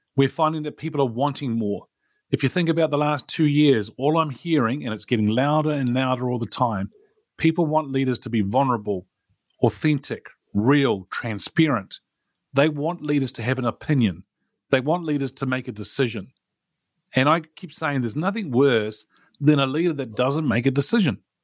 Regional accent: New Zealand; born or raised there

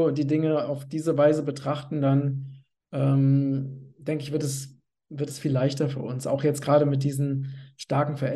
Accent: Hesse, Germany; now in Portugal; liebe Grüße nach Hessen, in mein Heimatland, aus Portugal.

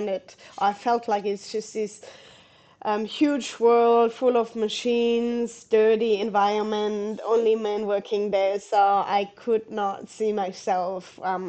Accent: Southern Germany, Germany; English is a second language; moved away as an adult; now in Australia; As you can probably hear my accent, I'm originally from Germany. I grew up in south of Germany.

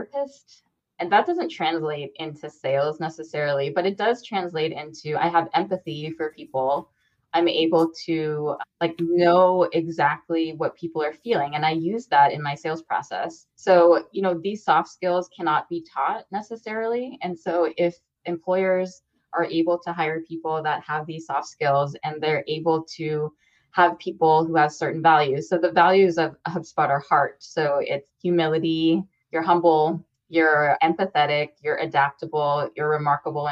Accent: United States; I'm an American woman with a lot of privileges, I came from a middle-class background

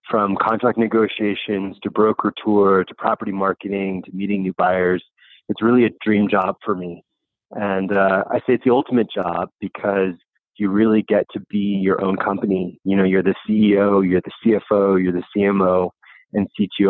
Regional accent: Bergen County, New Jersey, United States; now in San Francisco, United States; I grew up in Bergen County, which is 28 miles outside New York City

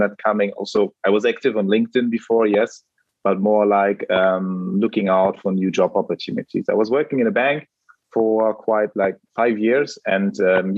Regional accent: Germany; I'm actually German.

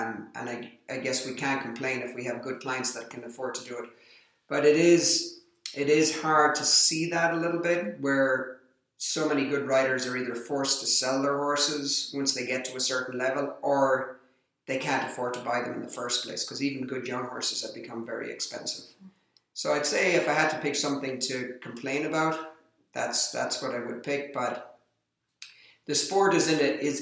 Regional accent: Ireland; being Irish, I have a lot of Irish friends that are involved in the sport

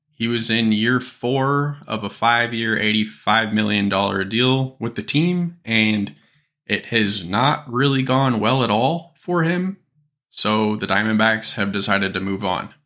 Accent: Kansas City, Missouri, United States; I am from Kansas City

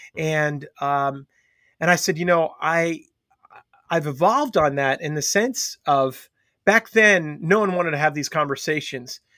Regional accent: Long Island, New York, United States; growing up on Long Island

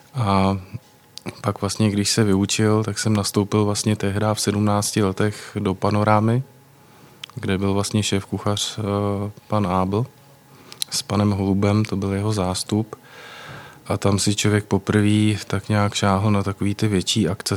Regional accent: Prague, Czechia; Já jsem z Prahy

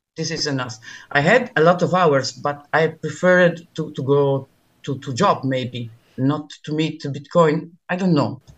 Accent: Italy; now in Milan, Italy; I'm Italian. I, I I'm speaking from Milano

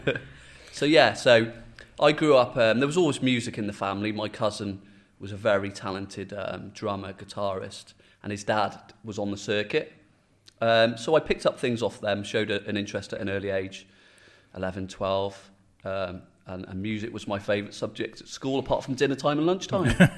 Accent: Shrewsbury, West Midlands, United Kingdom; I'm a Shrewsbury-based lad. I grew up in Halscott

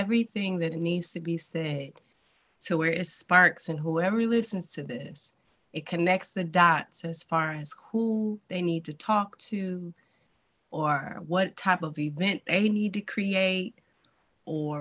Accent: Detroit, Michigan, United States; I'm also from Detroit, Michigan

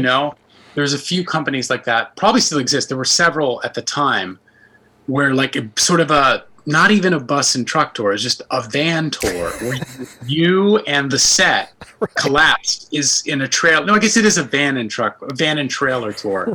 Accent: New York City, New York, United States; I'm from the Bronx originally

